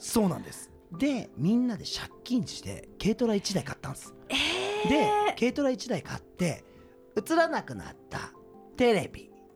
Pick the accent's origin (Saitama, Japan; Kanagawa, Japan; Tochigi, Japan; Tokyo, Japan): Kanagawa, Japan; Yokohama; also born or lived in Okayama; 僕地元が横浜なんですけども